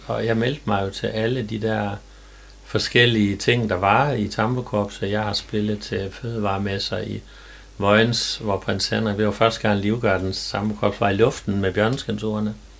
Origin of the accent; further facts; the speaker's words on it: Jerup, North Denmark Region, Denmark; also born or lived in Skærum; jeg er født og opvokset øh, ikke ret langt her fra Strandby, nemlig i Jerup.